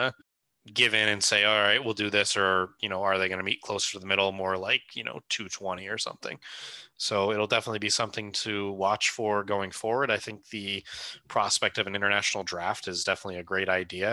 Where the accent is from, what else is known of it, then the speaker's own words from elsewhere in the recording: United States; as an American